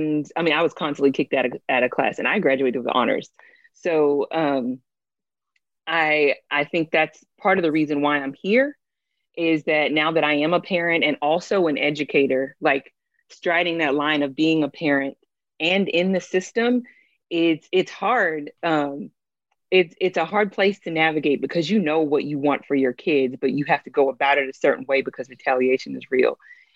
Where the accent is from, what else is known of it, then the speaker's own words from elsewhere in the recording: Valdosta, Georgia, United States; I grew up in South Georgia. My dad was in the military. He was in the Air Force. So we moved around a lot, but my mom was like really adamant that we stay in one spot for a while. And that happened to be in Valdosta, Georgia, which is like this small town.